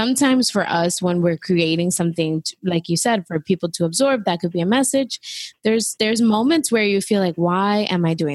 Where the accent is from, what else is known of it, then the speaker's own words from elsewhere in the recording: New York City, New York, United States; moved away as an adult; I literally left New York because I needed more of a break from New York City, being there, born and raised there